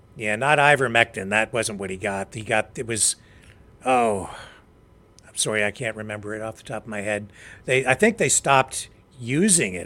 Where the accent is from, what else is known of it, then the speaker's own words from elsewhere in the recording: London, Ontario, Canada; I grew up in London, Ontario